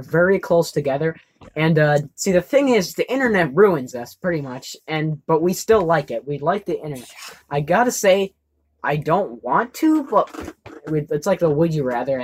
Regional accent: United States; We as an American nation

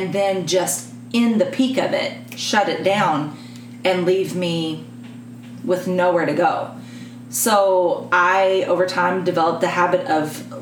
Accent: Texas, United States; I'm a Texan

